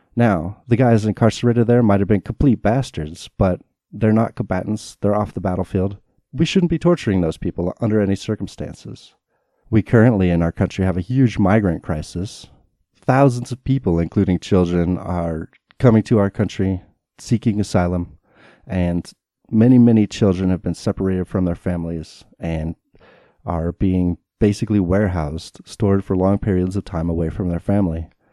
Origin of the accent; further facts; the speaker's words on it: United States; I was raised in America